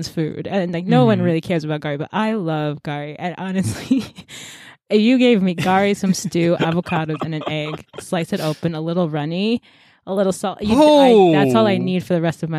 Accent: United States; I am American. I'm very American.

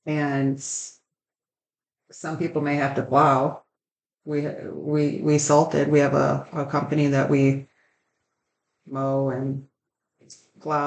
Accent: Michigan, United States; we're from Michigan

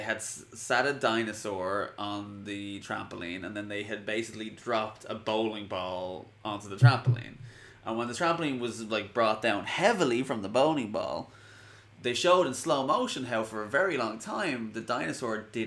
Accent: Ireland; I'm Irish

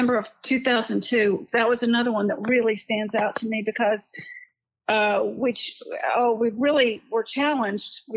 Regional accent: Dallas, Texas, United States; now in Richardson, United States; I grew up in North Dallas, but we've lived in Richardson our whole married life

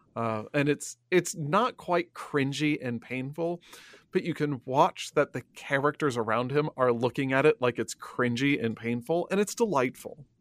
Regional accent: Illinois, United States; I grew up in Illinois

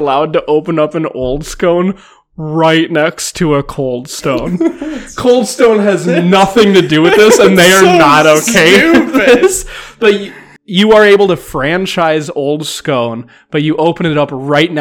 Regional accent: United States; we're American

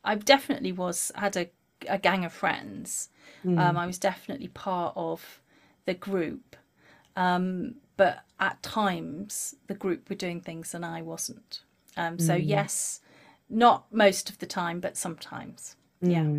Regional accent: Lake District, North West England, United Kingdom; I grew up in the Lake District, rural tourist area

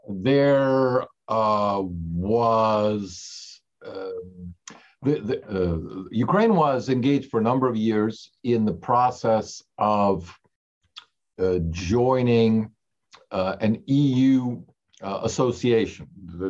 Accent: Italy; moved away as an adult; also born or lived in Germany; now in United States; I grew up in the Russian emigration, which had three waves. I myself was born overseas, but into that fairly large community in Europe, in Germany, and went to school most of my life in Italy, and then came to the US for college

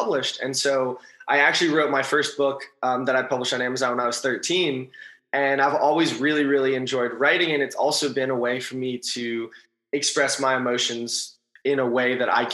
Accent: Los Angeles, California, United States; also born or lived in East Coast; I'm from Los Angeles and I went to school on the East Coast

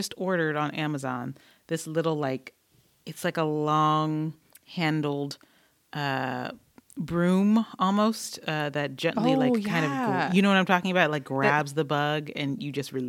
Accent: Detroit, Michigan, United States; I grew up in Detroit, but my dad was from Tennessee, so we spent almost every summer in Tennessee.

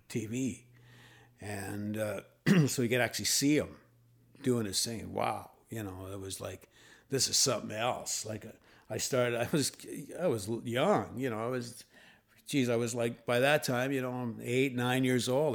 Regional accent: Thunder Bay, Ontario, Canada; moved away; also born or lived in Toronto; I was born in Fort William

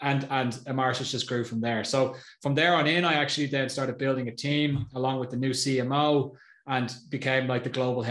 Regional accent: Ireland; now in Austria; I'm Irish, live in Austria

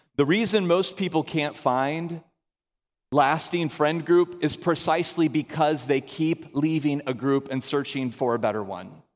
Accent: the South, United States; moved away; we're all from the South, so we all have big families.

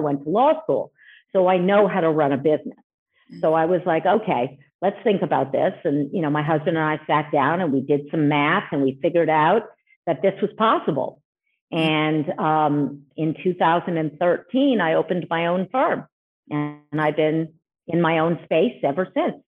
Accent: Montreal, Quebec, Canada; moved away as an adult; now in United States; I've originally come from Montreal, Canada. So I'm Canadian, as well as being a U.S. citizen. I moved here in 1999

